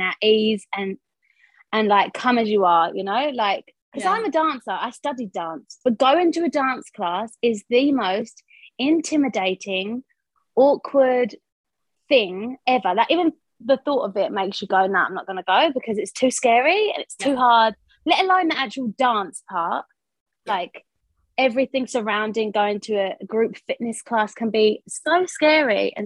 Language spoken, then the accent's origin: English; United Kingdom; moved away as an adult; now in Wellington, New Zealand; as you can hear from my accent, I'm from East London, Essex.